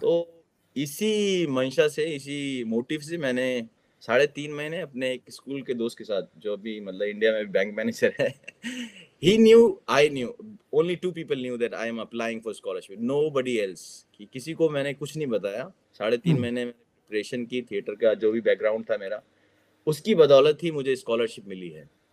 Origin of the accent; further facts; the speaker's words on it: Delhi, India; moved away as an adult; now in South Korea; दिल्ली का रहने वाला हूँ दिल्ली से कोरिया आया हूँ